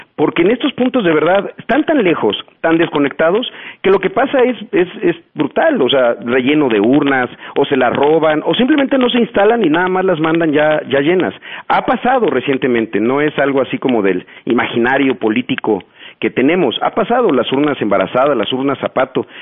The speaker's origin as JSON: {"language": "Spanish", "region": "Chiapas", "country": "Mexico", "said": "yo soy de Chiapas"}